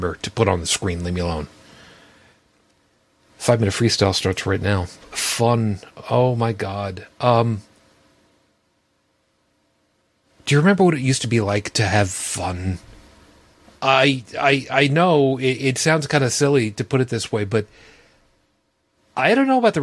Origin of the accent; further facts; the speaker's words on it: Long Island, South Shore, New York, United States; I grew up on Long Island, on the South Shore